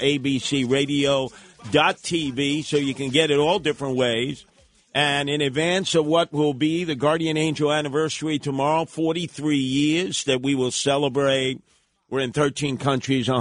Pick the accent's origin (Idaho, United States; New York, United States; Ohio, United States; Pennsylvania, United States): New York, United States; New York City; I grew up in Brooklyn